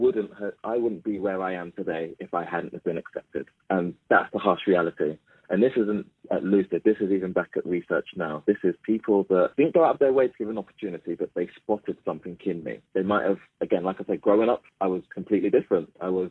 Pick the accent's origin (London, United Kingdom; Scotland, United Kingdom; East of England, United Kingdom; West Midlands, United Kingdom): London, United Kingdom; Mitcham; I celebrate the fact that I'm black. I celebrate the fact that I came from Mitcham.